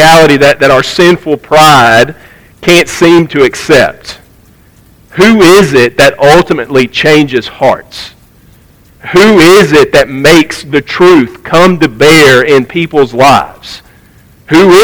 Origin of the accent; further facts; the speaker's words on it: United States; we as American Christians in 2023